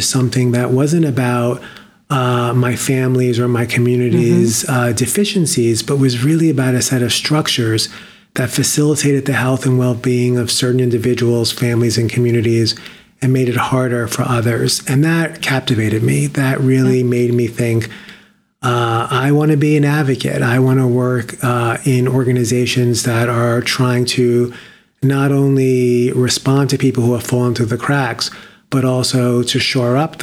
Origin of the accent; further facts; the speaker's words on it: New York City, New York, United States; born and raised in the Bronx